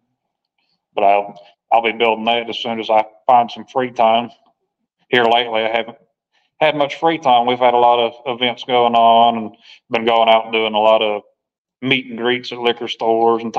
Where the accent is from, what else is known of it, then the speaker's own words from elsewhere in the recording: Nashville, Tennessee, United States; I grew up in Nashville for the most part, graduated high school there and outside of Nashville.